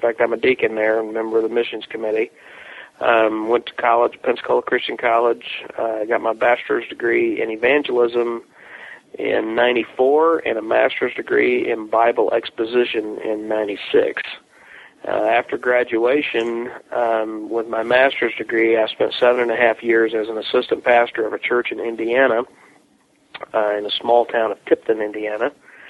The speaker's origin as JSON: {"language": "English", "country": "Mexico", "tie": "born or raised there", "said": "other than the fact that I grew up in Mexico. My parents are missionaries. They moved to Mexico when I was about 1.5 years old."}